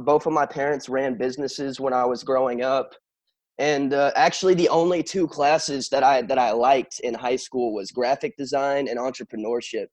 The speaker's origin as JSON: {"language": "English", "town": "Wimberley", "region": "Texas", "country": "United States", "tie": "born or raised there"}